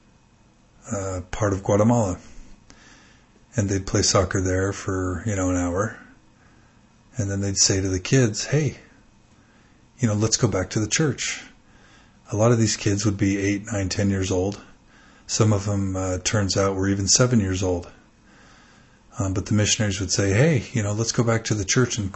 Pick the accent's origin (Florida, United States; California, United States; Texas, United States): Texas, United States; moved away; I was raised in Texas and grew up a pretty devout and zealous member